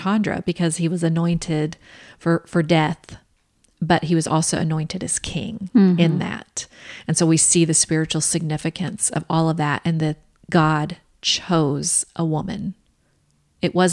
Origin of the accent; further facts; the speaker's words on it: the South, United States; We're from the South